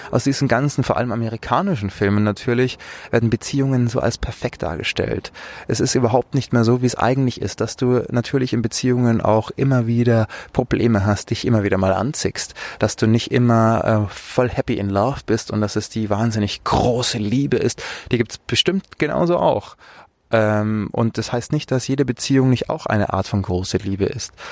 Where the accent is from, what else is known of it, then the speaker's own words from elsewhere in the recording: Munich, Bavaria, Germany; Ich bin ja auch aus München.